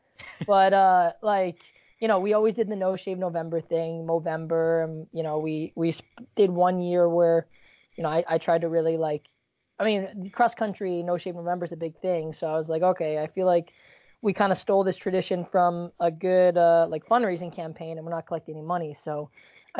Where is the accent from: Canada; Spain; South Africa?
Canada; also born or lived in Virginia; now in United States; I'm Canadian, living in the U.S.